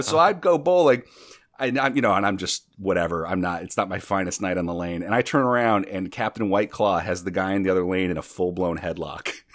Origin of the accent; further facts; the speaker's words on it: North Dakota, United States; now in New York City, United States; I'm originally from North Dakota. I live in New York City.